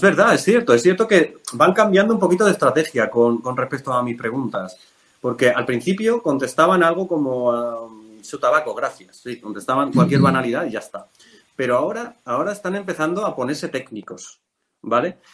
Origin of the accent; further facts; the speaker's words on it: a village in Cuenca, Castilla-La Mancha, Spain; moved away; me vine a mi pueblo, yo soy de un pueblo de Cuenca